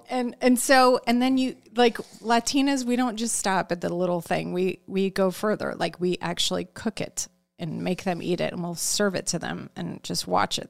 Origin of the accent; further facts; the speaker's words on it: Chicago, Illinois, United States; I'm from Chicago, so it was in the burbs of Chicago